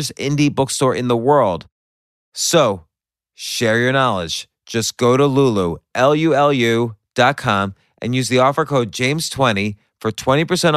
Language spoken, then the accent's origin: English; East Coast, United States; I'm from the East Coast